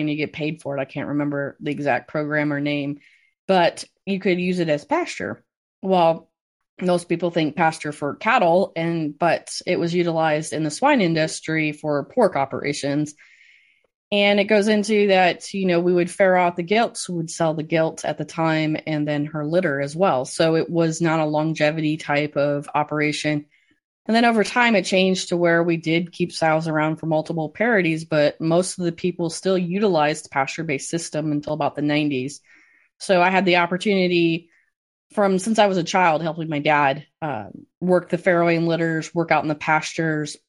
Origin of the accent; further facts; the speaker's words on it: Cass County, Southwest Michigan, United States; I grew up in Southwest Michigan on a mixed crop and swine operation